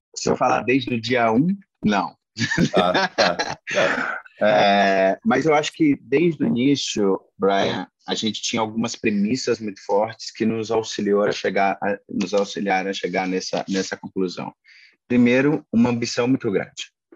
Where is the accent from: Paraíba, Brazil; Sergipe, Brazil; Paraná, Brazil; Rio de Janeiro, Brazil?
Paraíba, Brazil; interior of; also born or lived in Maranhão; eu sou nordestino, minha família é interior do Maranhão, eu sou, sou nascido no interior da Paraíba